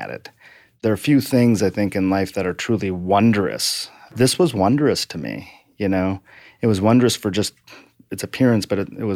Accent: rural Michigan, United States; moved away; Ended up spending most of my childhood in a very small town, about 4,000 people, in fairly rural Michigan.

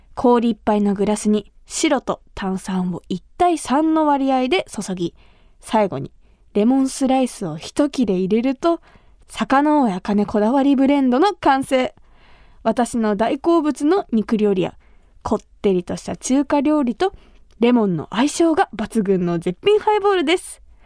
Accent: Kumamoto, Japan; 私が生まれ育った熊本

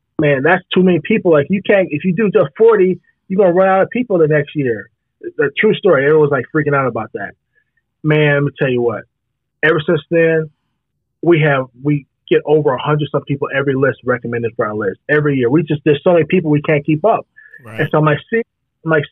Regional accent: Madison, Wisconsin, United States; also born or lived in Gary, Indiana; me growing up in Madison, like I did

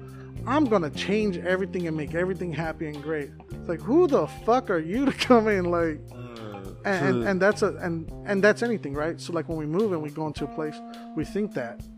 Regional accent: Phoenix, Arizona, United States; I'm from South Phoenix

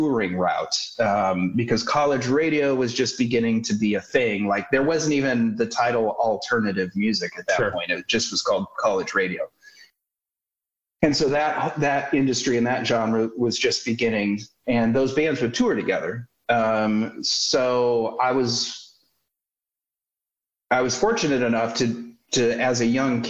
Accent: Minneapolis, Minnesota, United States; So I was born in 71 in Minneapolis, Minnesota, which I'm so grateful that, as luck would have it, I was growing up, you know, coming of age in that town at that time

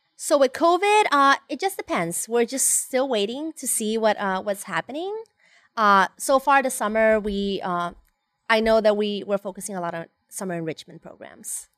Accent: Honduras; moved away as an adult; now in United States; I was born and raised in Honduras

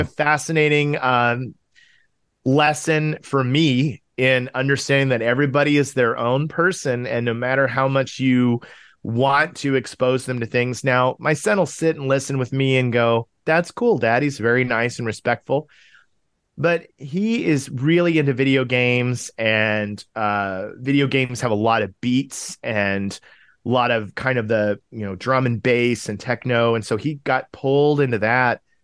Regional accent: Tulsa, Oklahoma, United States; born or raised there; moved away as an adult; also born or lived in Chicago suburbs, Illinois / Urbana-Champaign, Illinois; now in Los Angeles, United States

